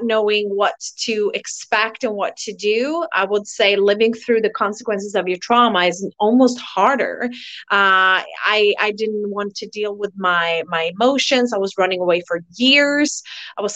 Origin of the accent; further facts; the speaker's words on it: Tyresö, Stockholm County, Sweden; now in Costa Rica; I'm actually from Sweden in a little small town called Tyresö, but I'm living in Costa Rica